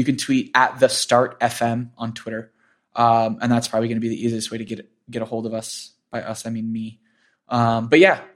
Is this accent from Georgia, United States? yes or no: no; Florida, United States; now in New York, United States; I grew up in Florida